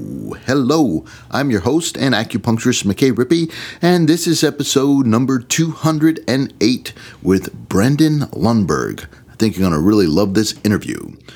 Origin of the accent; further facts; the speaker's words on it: Hollywood, outside of Oxon Hill, Maryland, United States; There's a Hollywood, Maryland, too. A little teeny tiny crossroad where I grew up in outside of Oxon Hill.